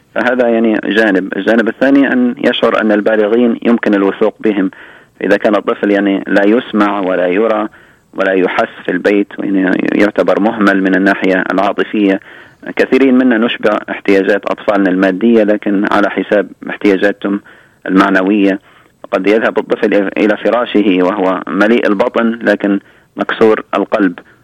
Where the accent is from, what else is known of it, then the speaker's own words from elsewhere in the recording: Libya; moved away; ذهبت الى ليبيا لان بلدي الام